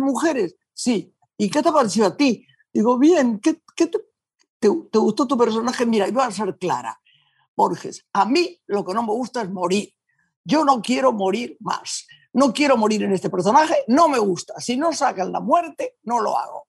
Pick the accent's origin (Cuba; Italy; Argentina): Argentina